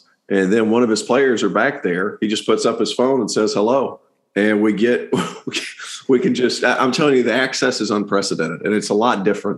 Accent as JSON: {"language": "English", "region": "Tennessee", "country": "United States", "tie": "born or raised there", "said": "I grew up in Tennessee. That's SEC country"}